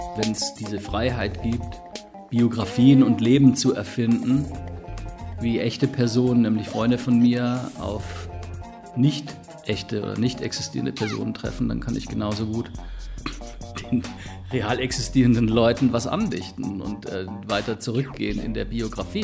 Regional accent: Ulm, Baden-Württemberg, Germany; moved away; Also ich bin ursprünglich auch aus Ulm

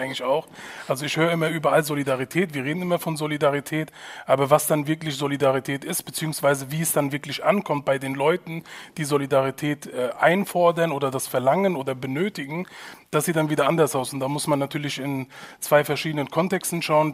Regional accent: Hanau, Hesse, Germany; Ich bin äh, hier geboren in Hanau in, in Deutschland und ich bin hier aufgewachsen

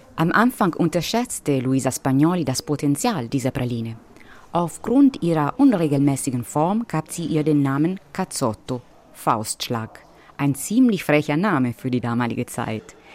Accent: Perugia, Umbria, Italy; meiner Heimatstadt Perugia

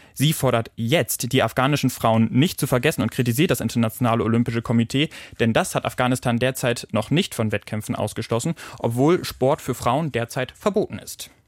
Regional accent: Germany; bei uns in Deutschland

